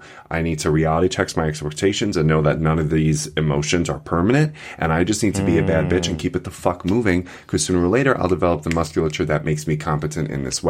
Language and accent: English; New York, United States; I feel so connected to Jews because I'm from Long Island.